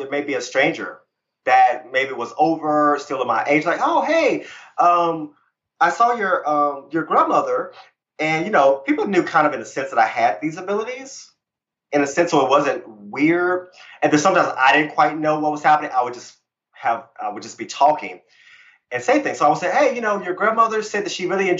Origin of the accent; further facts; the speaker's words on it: Virginia, United States; I grew up Christian in Virginia